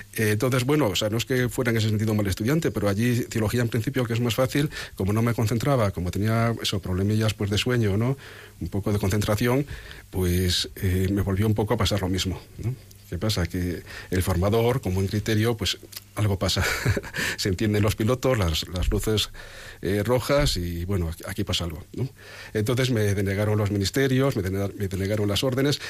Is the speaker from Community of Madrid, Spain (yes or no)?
no; O Carballiño, Galicia, Spain; moved away; Es cierto que os he dicho que soy do carballeño, pero yo como eh, soy el mayor de mis hermanos, y antes no se nacía en los hospitales. Mi hermano Eduardo sí que nació en un hospital, pero yo nací en el pueblo